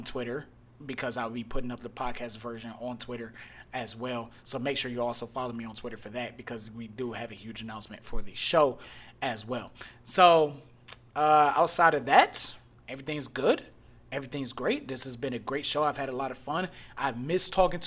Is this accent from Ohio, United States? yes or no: yes; Cleveland, Ohio, United States; I'm a Northerner. What was that? I got Southern family. Like, my whole family's from the South. Like, me and my brother, the only two people in my whole family born up North